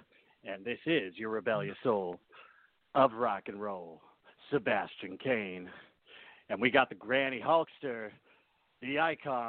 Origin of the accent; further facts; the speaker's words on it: Canada; also born or lived in New Orleans, Louisiana, United States; I was born down in New Orleans. So I'm actually an American, if you think about it, but I've lived in Canada my whole life.